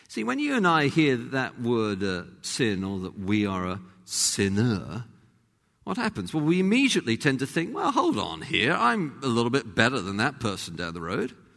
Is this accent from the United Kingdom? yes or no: yes; London, United Kingdom; accent: English; moved away as an adult; now in United States; was from the same kind of part of London. But also, having been in America by then for about 10 years